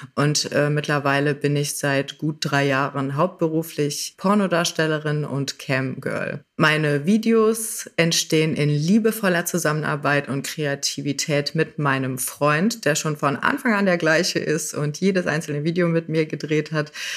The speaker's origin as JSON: {"language": "German", "region": "Rhineland", "country": "Germany", "said": "ich aus dem Rheinland"}